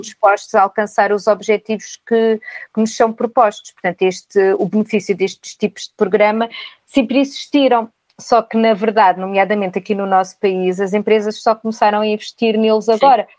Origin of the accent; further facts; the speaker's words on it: Castelo Branco, Portugal; moved away as an adult; now in Lisbon, Portugal; albicastrense, vim de Castelo Branco com a mala de cartão aos 18 anos para Lisboa